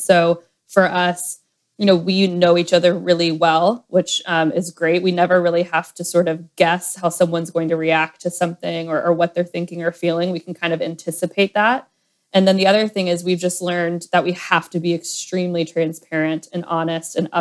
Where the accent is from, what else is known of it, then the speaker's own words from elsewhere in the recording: Atlanta, Georgia, United States; moved away as an adult; also born or lived in Nashville, Tennessee / New York City; I am from Atlanta originally